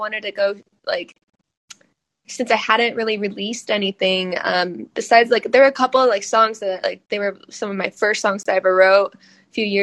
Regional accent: Phoenix, Arizona, United States; I'm an artist from Phoenix, Arizona

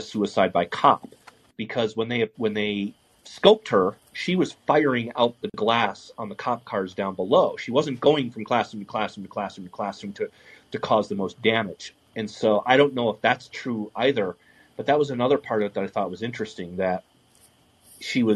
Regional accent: 15 miles from Columbine, Colorado, United States; I grew up, and at the time I was 15 miles from Columbine

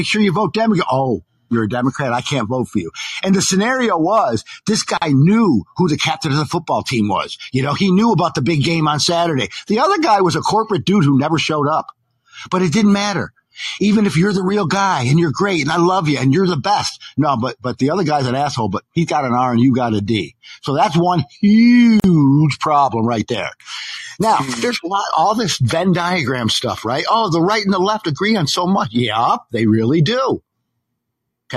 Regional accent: Philadelphia, Pennsylvania, United States; I grew up in Philadelphia and a high Jewish population

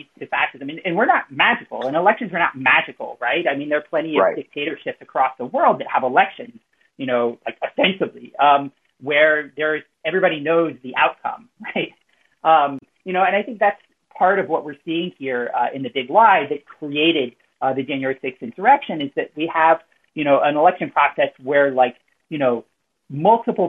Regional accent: South Louisiana, United States; now in Philadelphia, United States; I'm from South Louisiana, but, you know, I live in Philly now

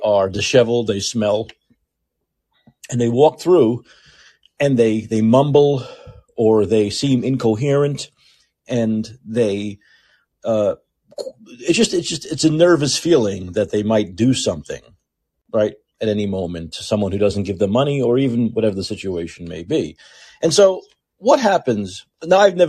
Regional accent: New York City, New York, United States; now in San Francisco, United States; I lived in New York City. I'm from New York City

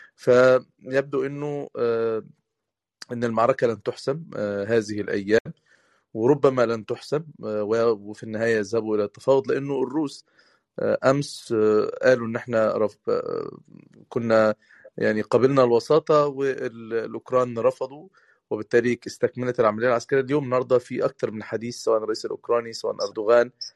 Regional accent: Egypt; احنا كمصريين

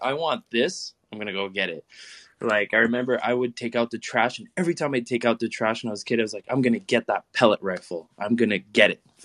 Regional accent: Canada; the basic privilege of growing up in Canada, not everybody gets a car given to them

